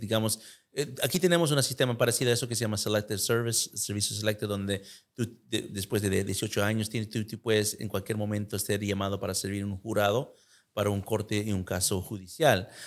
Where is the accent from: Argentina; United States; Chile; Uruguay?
United States; yo nací en Estados Unidos